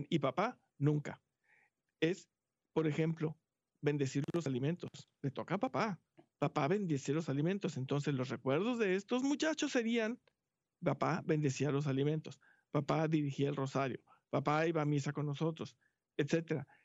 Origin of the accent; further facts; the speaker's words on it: Mexico; moved away as an adult; now in Houston, United States; hace como 14 años que llegamos a Houston, venimos de México, este, nuestros hijos estuvieron toda su vida en colegio católico